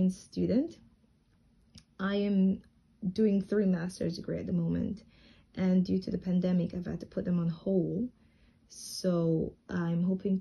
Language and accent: English; Jamaica; moved away as an adult; now in Tianjin, China; while I was growing up in Jamaica